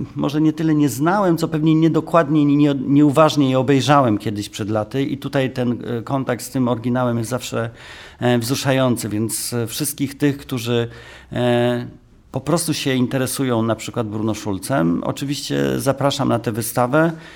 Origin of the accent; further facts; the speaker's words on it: Warsaw, Masovian Voivodeship, Poland; Ja jestem z Warszawy